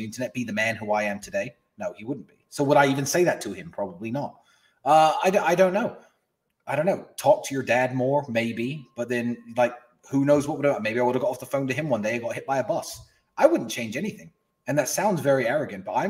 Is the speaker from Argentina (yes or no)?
no; Luton, East of England, United Kingdom; I grew up in Luton, which is a shithole in England